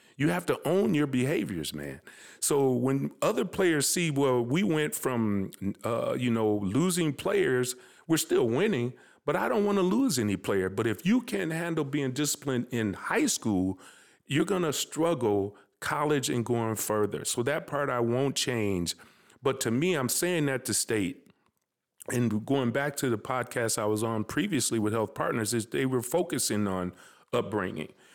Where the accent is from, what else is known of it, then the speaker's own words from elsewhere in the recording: Minneapolis, Minnesota, United States; I'm proud that I'm from North Minneapolis